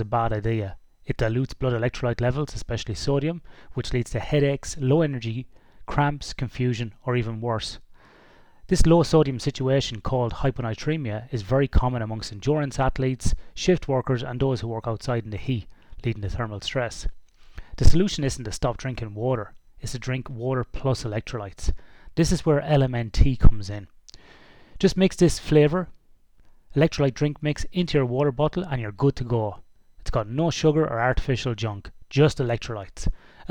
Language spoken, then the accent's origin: English; Ireland; now in Western Australia, Australia; I'm Irish originally